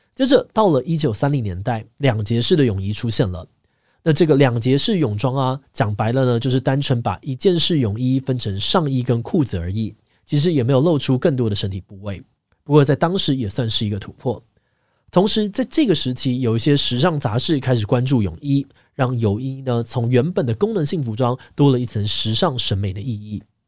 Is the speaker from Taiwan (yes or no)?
yes; Taiwan; 我们台湾人